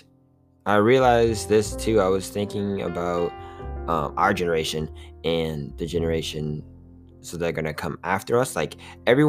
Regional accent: hometown near Orlando, Florida, United States; also born or lived in Tallahassee, Florida; I actually got back to my hometown

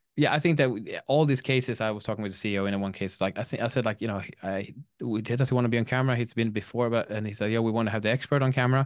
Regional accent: Sweden; I'm from Sweden

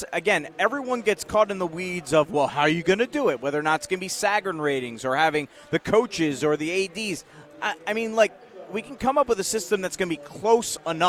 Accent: Pennsylvania, United States; moved away as an adult; now in Indiana, United States; I know I come from Pennsylvania. I understand that. I've been here 13 years.

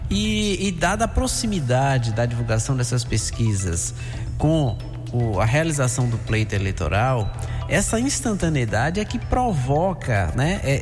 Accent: Brazil; somos brasileiros, temos os mesmos direitos e essa é a grande virtude da democracia.

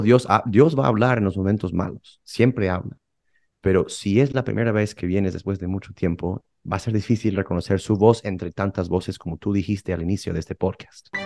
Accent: Houston, Texas, United States; moved away as an adult; now in Rome, Italy; yo soy de Houston, de Texas, eh, eh, y llevo, pues sí, siete años en Roma estudiando filosofía

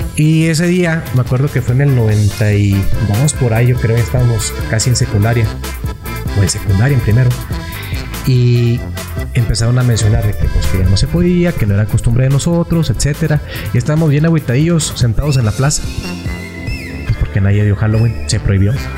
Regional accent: Mexico; also born or lived in Madera; nuestra tradición como mexicanos

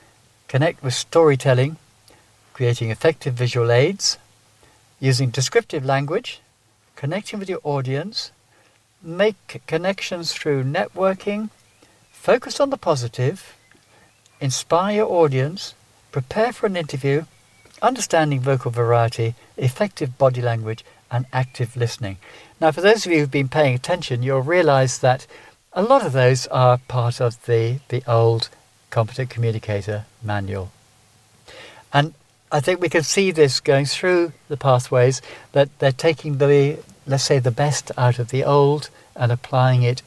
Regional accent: England, United Kingdom; now in Ireland; I can't help being English

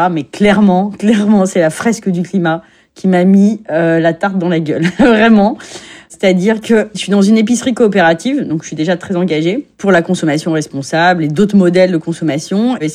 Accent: Paris, Île-de-France, France; born there; J'habite à Agnières-sur-Seine et je suis née à Paris, donc je suis une Parisienne.

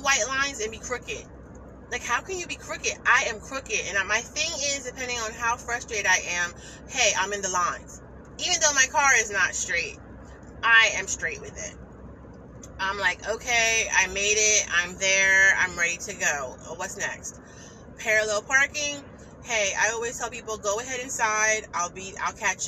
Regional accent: New Jersey, United States; I'm from New Jersey

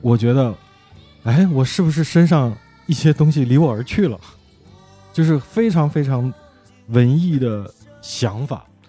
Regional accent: Taixing, Jiangsu, China; now in Beijing, China; 我家，我老家的那个规矩，江苏北部的一个小县城哪儿啊？呃，叫泰兴

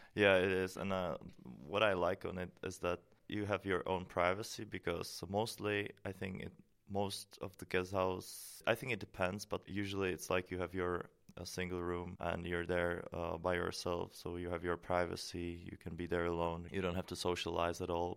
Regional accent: Prague, Czechia; moved away as an adult; now in Maastricht, Netherlands; I come from Czech Republic, from Prague

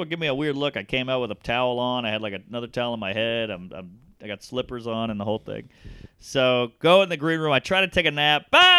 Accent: United Kingdom; And, you know, I'm a British guy, so comedy's big.

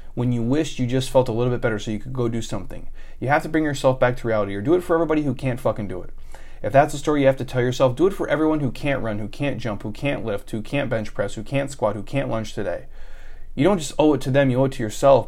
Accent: Minnesota, United States; moved away; I'm from Minnesota originally

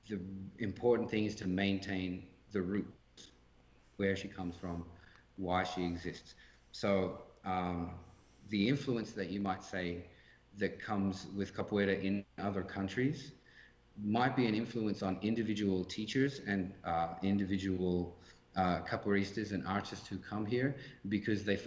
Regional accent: Australia; now in Canada; especially as an Australian guy teaching an African descended Brazilian art form in Canada

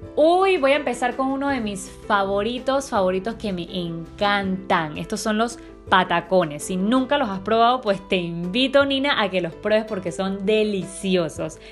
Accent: Panama; mi país Panamá

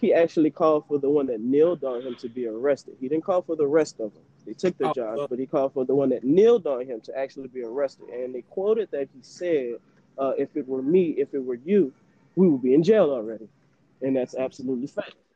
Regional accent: New Orleans, Louisiana, United States; now in Houston, United States; I'm a New Orleans native. I'm from New Orleans

